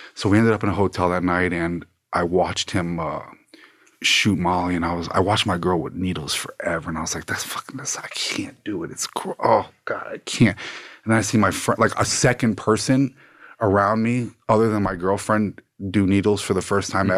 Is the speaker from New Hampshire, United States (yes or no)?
no; Plantation, Florida, United States; also born or lived in Fort Lauderdale, Florida / Coral Springs, Florida; born in Fort Lauderdale, Florida. Grew up in Plantation